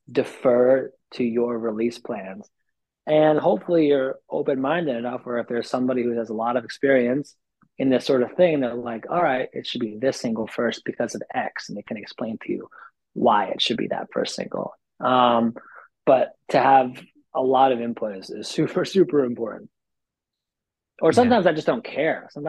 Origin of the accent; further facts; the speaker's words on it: New York, United States; as a New Yorker, I, I just live in like an on-demand environment